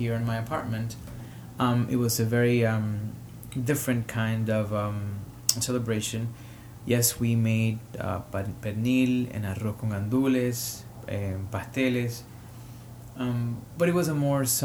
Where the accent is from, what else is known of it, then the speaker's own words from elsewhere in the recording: Caguas, Puerto Rico; English is a second language; also born or lived in Harlem, New York; now in New York, United States; I am from Caguas, Puerto Rico, and I am recording here from Harlem, New York.